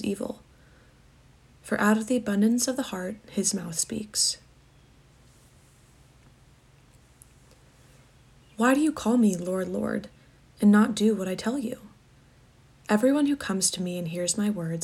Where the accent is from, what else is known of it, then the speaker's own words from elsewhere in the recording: Atlanta, Georgia, United States; I'm a senior from Atlanta, Georgia